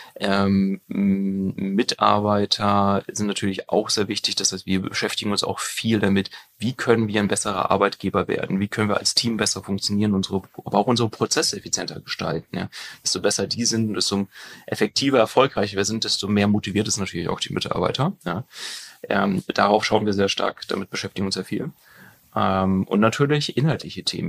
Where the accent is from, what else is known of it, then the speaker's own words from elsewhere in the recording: near Münster, North Rhine-Westphalia, Germany; in Münster. Also ich komme da aus der Nähe